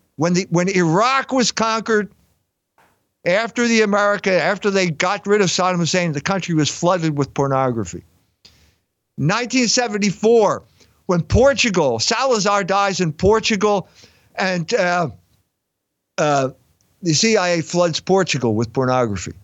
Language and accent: English; Philadelphia, Pennsylvania, United States; I grew up in Philadelphia